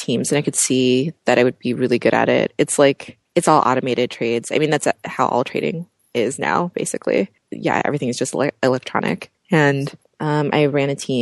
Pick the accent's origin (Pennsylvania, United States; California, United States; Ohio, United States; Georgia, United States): Pennsylvania, United States; Pittsburgh; moved away; I'm from Pittsburgh, Pennsylvania.